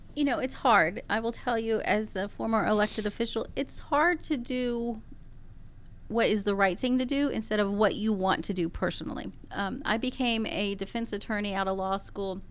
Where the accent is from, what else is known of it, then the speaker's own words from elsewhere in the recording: Gwinnett County, Georgia, United States; Gwinnett County, I was born and raised in Gwinnett County